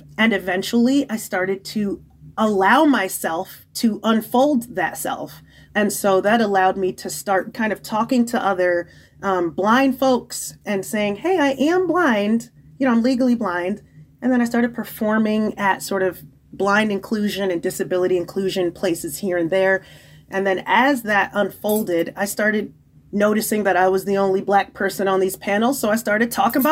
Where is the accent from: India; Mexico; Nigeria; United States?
Nigeria; being a woman and amplified being Nigerian